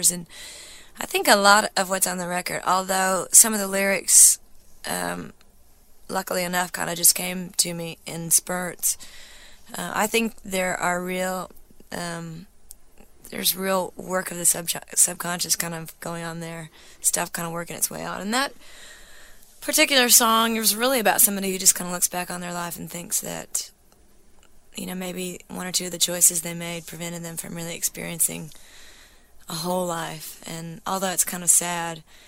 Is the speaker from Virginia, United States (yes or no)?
no; Missouri, United States; I grew up drinking beer in Middle Missouri